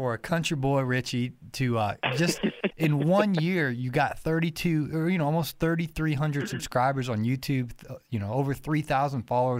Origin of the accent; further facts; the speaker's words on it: Ohio, United States; now in Georgia, United States; I live in Georgia, but I'm originally from Ohio, so I speak normal English.